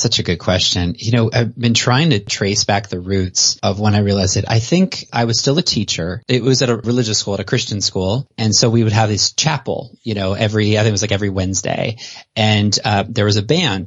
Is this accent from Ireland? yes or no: no; Canada; also born or lived in South Carolina; now in United States; I was raised in Canada and then I came to the States